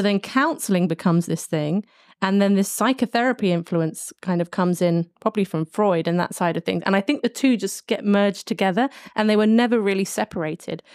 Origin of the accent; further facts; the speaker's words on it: London, United Kingdom; I'm coming from London, a major city